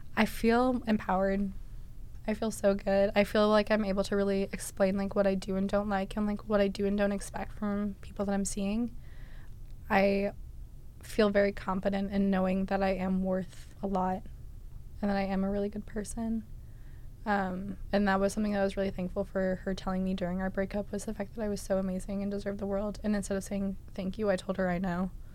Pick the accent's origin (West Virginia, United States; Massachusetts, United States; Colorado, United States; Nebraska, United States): Massachusetts, United States; I am from Massachusetts